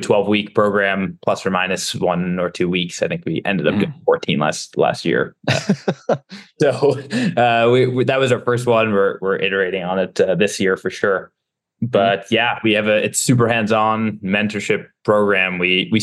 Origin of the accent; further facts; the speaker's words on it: Stamford, Connecticut, United States; moved away; So I was born in Stamford, Connecticut. I grew up there